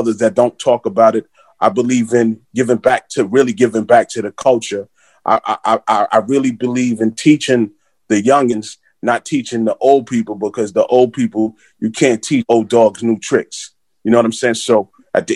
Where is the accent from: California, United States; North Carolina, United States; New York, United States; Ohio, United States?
New York, United States; New York City; growing up in Flatbush, Brooklyn